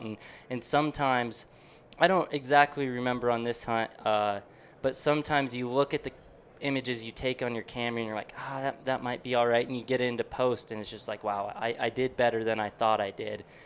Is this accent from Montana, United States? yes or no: yes; Deer Lodge, Montana, United States; growing up in Western Montana in Deer Lodge there